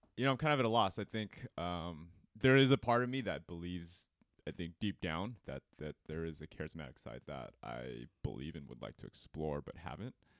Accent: Cerritos, California, United States; I grew up in Cerritos

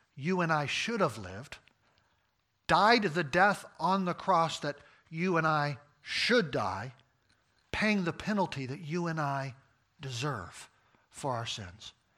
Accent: United States; I'm an American

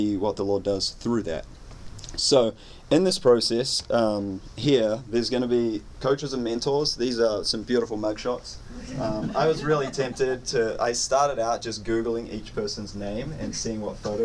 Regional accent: New Zealand; moved away; I hail all the way from New Zealand, not to be confused with Australia

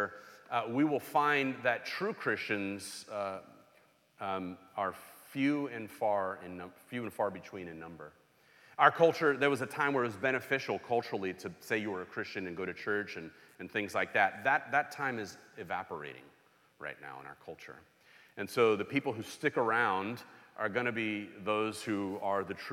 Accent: Los Angeles, California, United States; I grew up in Los Angeles

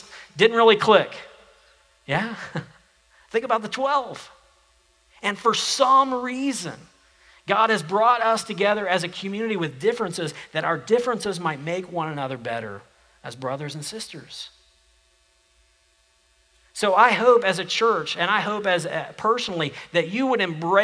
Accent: United States; I was born an American, and I'm an American because I was born here

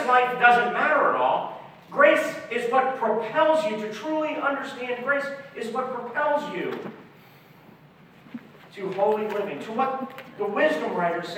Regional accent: Philadelphia, Pennsylvania, United States; moved away as an adult; also born or lived in Oklahoma City, Oklahoma; we moved from Philadelphia to Oklahoma City

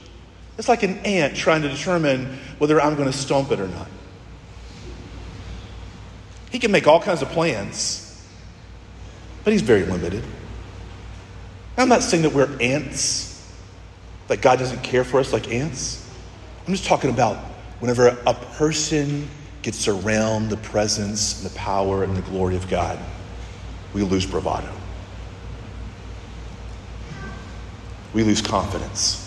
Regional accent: United States; as a church and as an American church and as a nation, as a people

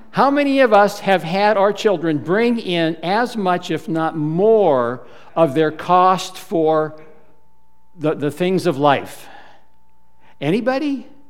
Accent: United States

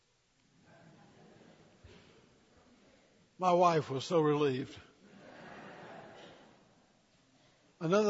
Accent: the South, United States; I'm a Southerner

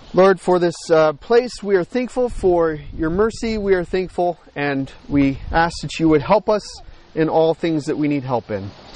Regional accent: United States; also born or lived in Montreal, Canada; being an American

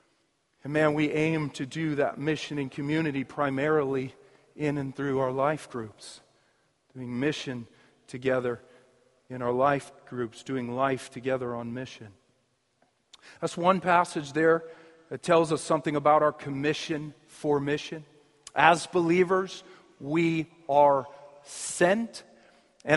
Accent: United States; we're American.

